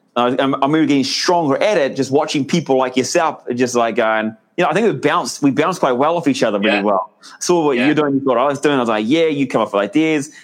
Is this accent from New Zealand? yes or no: yes; New Zealand; I'm a Kiwi